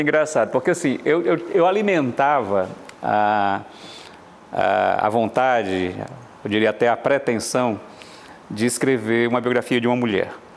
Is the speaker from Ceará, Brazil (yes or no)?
yes; Fortaleza, Ceará, Brazil; Eu nasci em Fortaleza, de costas, portanto, para o sertão, nasci no litoral